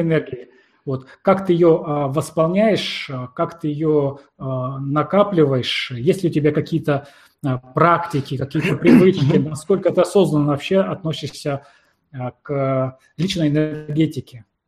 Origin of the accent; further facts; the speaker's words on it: Siberia, Russia; я родом из Сибири